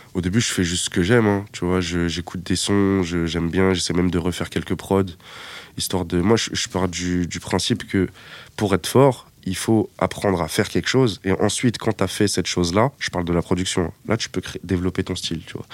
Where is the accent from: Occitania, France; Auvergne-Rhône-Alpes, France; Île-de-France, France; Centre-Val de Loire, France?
Île-de-France, France; Épinay-sur-Seine; j'habitais à Épinay-sur-Seine quand j'étais vraiment très jeune